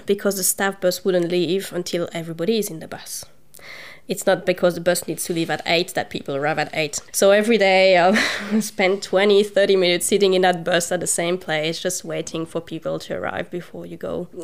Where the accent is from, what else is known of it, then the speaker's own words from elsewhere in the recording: Brussels, Brussels-Capital Region, Belgium; moved away as an adult; also born or lived in Zambia / Spain / United Kingdom / Queensland; now in Hobart, Australia; I grew up in Brussels, so the, the, capital. So I spent all my youth there until maybe I was 26 years old